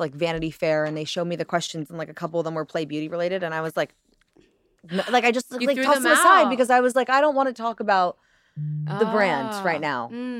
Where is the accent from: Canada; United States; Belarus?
United States; Brooklyn, New York; also born or lived in Florida; we moved to Brooklyn when I was 4 from Florida and still had family in Florida.